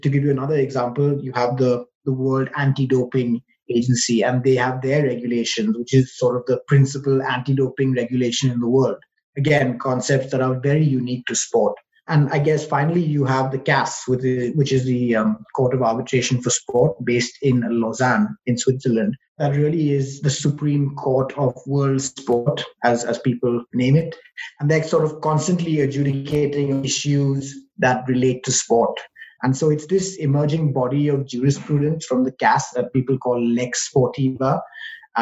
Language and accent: English; India; moved away as an adult; now in United Kingdom; qualified in India, which is where I'm from